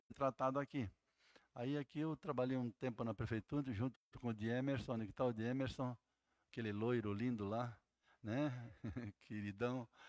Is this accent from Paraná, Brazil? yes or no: no; Jaraguá do Sul, Santa Catarina, Brazil; moved away; also born or lived in Blumenau; Sou de Jaraguá do Sul, né? Gente é ali de Santa Catarina, morei muitos anos em Blumenau